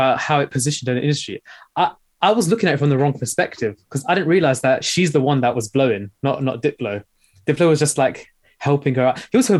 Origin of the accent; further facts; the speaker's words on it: United Kingdom; especially as a British Asian, like, think about the stuff that was going on in that time.